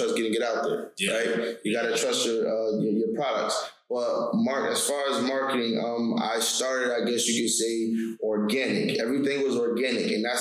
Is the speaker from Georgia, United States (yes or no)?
no; New York, United States; I'm from New York